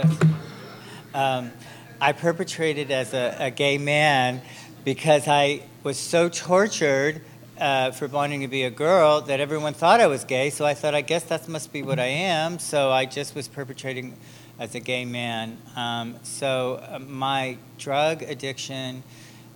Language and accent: English; Enfield, Connecticut, United States; I was born in on the East Coast in a small town called Enfield, Connecticut